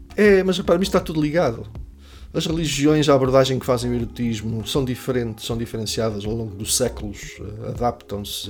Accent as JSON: {"language": "Portuguese", "town": "Caria", "region": "Centro", "country": "Portugal", "moved": "as an adult", "lives_now": "Coimbra, Portugal", "said": "Vivo em Coimbra já há bastantes anos, desde que vim para cá estudar, mas sou de Caria"}